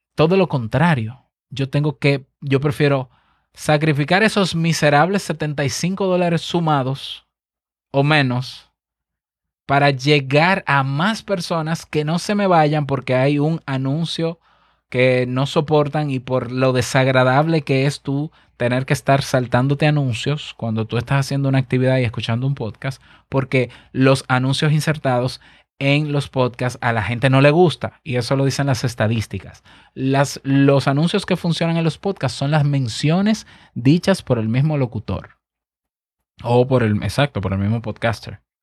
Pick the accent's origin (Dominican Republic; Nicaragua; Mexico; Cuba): Dominican Republic